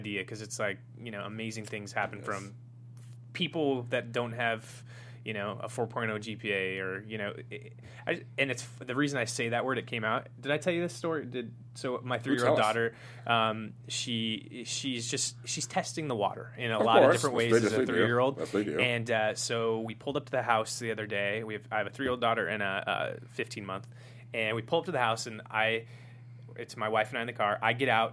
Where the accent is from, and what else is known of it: Los Angeles, California, United States